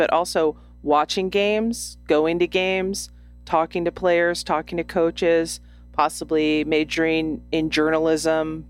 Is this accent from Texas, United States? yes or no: yes; Houston, Texas, United States; my hometown team, the Houston Dash.